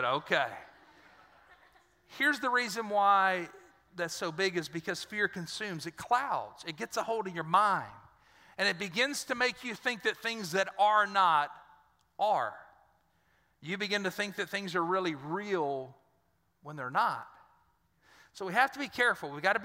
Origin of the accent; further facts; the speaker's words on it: Dry Prong, Louisiana, United States; I'm from Dry Prong